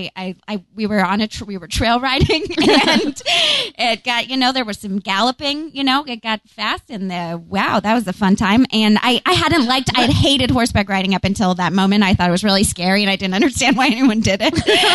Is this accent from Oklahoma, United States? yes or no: no; Massachusetts, United States; I grew up in Massachusetts